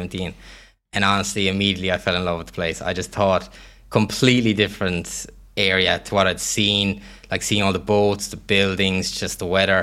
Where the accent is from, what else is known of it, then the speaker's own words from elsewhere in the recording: Kerry, Munster, Ireland; moved away as an adult; also born or lived in Limerick / Dublin; now in Dubai, United Arab Emirates; I'm originally from Kerry, so long way from home there.